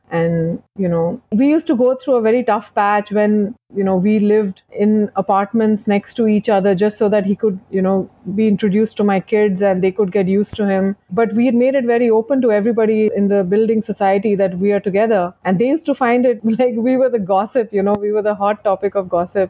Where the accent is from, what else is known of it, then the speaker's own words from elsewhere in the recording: Dubai, United Arab Emirates; I was brought up in Dubai